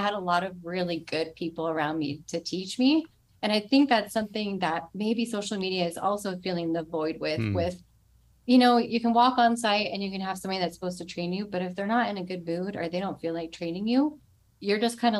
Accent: Lilburn, Georgia, United States; also born or lived in North Carolina; I was born in North Carolina. Then we lived in Lilburn, Georgia, right outside of Atlanta.

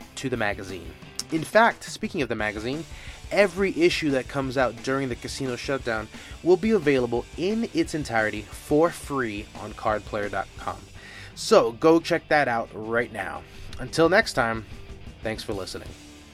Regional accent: Miami, Florida, United States; now in Las Vegas, United States; I grew up in Miami

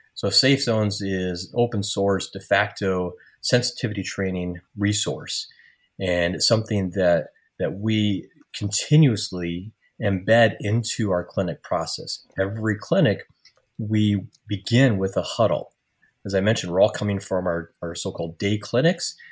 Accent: Iowa, United States; also born or lived in Marquette, Michigan; I returned to my hometown in Iowa to start my medical career

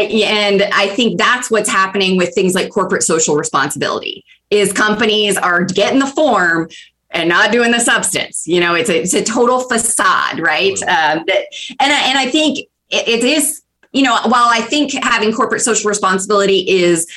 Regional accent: 20 miles south of Atlanta, Georgia, United States; moved away as an adult; I moved here from Georgia. I grew up 20 miles south of Atlanta.

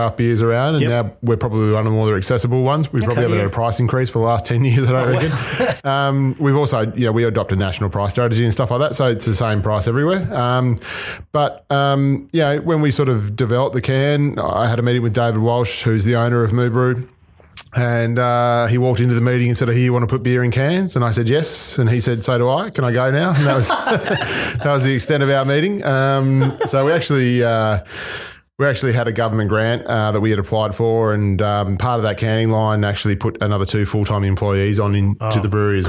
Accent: Melbourne, Victoria, Australia; now in Tasmania, Australia; I'm originally from Melbourne

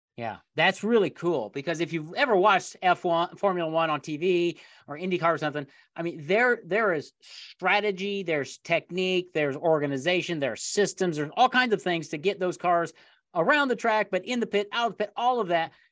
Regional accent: Indiana, United States; I grew up in Indiana here in the United States

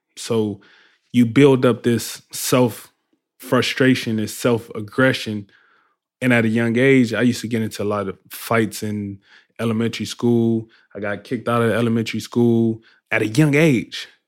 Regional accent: Compton, California, United States; I grew up in Compton, California

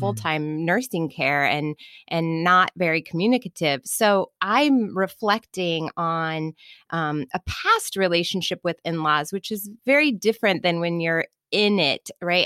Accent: Kansas City, Missouri, United States; I grew up in Kansas City

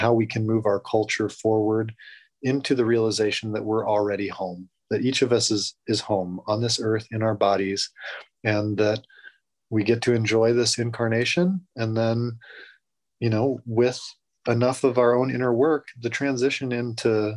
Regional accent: outside of Fairbanks, Alaska, United States; moved away; growing up in Alaska in a very back to the earth community outside of Fairbanks

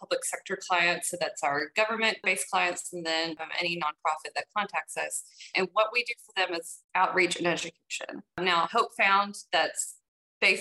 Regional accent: South Arkansas, United States; also born or lived in Magnolia, Arkansas; now in Northeast Arkansas, United States; I am a lifelong Arkansan, basically. I grew up mostly in South Arkansas

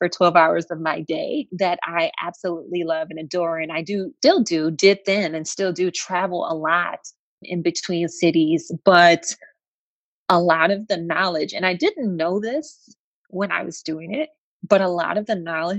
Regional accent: Flint, Michigan, United States; I grew up actually in Flint, Michigan.

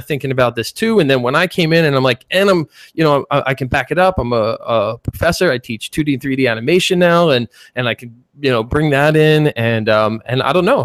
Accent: Philadelphia, Pennsylvania, United States; accent: Philly; moved away as an adult; also born or lived in Chicago; I grew up in Philly

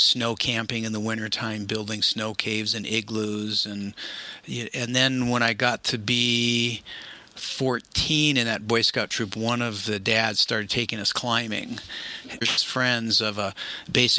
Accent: Seattle, Washington, United States; I grew up in Seattle

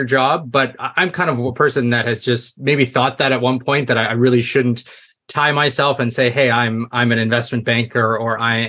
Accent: Canada; I'm Canadian

